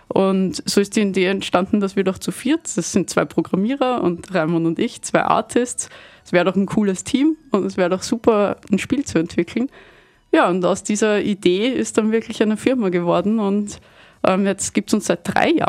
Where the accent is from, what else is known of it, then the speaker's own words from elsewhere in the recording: Vienna, Austria; also habe mich irgendwann entschieden, dass ich gerne wieder zurück nach Wien, nach Hause möchte, weil ich komme aus Wien